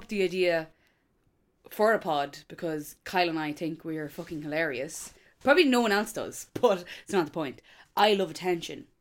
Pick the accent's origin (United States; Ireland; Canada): Ireland; Dundalk, Leinster; I'm from Dundalk.